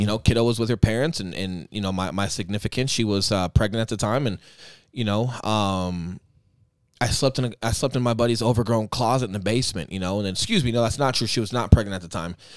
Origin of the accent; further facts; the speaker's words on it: Aurora, United States; moved away as an adult; my hometown